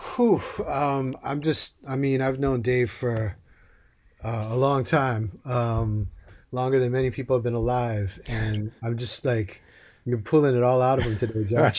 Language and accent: English; Hawaii, United States; I grew up in Hawaii.